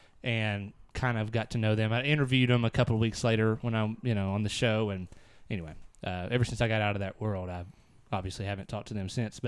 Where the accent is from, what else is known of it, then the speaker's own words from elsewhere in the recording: Texas, United States; I'm not freaking German. I'm Texan.